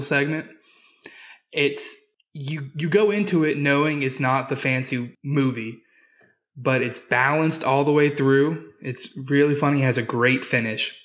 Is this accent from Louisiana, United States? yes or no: yes; Louisiana, United States; I'm from Louisiana.